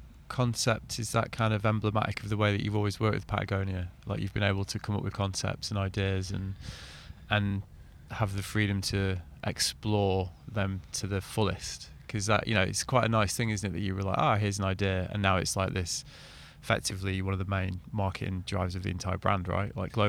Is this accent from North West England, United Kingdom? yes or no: yes; Manchester, North West England, United Kingdom; my hometown.